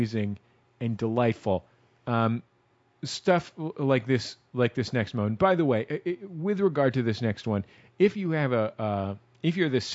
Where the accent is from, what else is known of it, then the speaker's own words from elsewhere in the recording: the Bay Area, California, United States; moved away; I am originally from the Bay Area